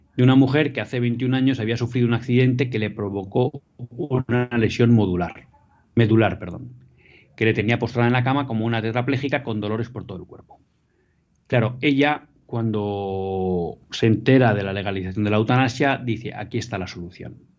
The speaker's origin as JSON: {"language": "Spanish", "town": "Bilbao", "region": "Basque Country", "country": "Spain", "tie": "born or raised there", "moved": "yes", "said": "estoy haciendo el programa desde mi tierra natal, desde Bilbao"}